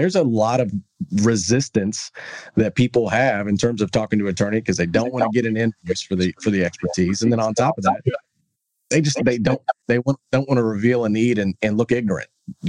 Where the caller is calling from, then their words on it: Texas, United States; I'm calling you from Texas.